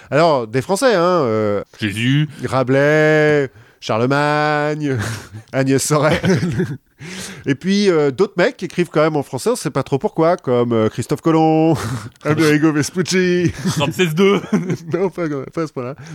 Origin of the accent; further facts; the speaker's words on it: Centre-Val de Loire, France; on vient du même coin de la France, de l'Eure-et-Loire